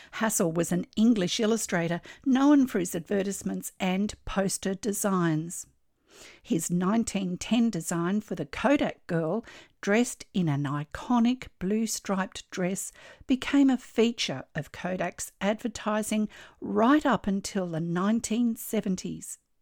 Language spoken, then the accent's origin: English; Australia; I'm an Australian textile artist